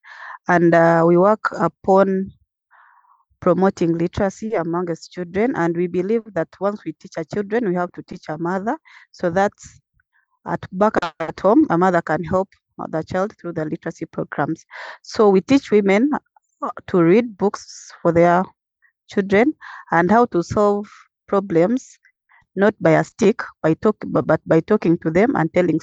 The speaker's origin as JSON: {"language": "English", "country": "Uganda", "said": "from Uganda"}